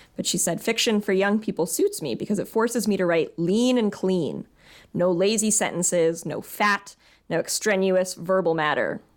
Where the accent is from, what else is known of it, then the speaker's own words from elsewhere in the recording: Virginia, United States; We are both from Virginia. We both went to public school in Virginia